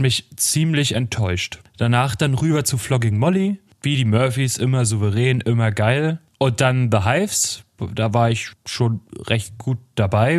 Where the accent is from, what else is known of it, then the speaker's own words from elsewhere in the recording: Northern Germany, Germany; bei uns in Norddeutschland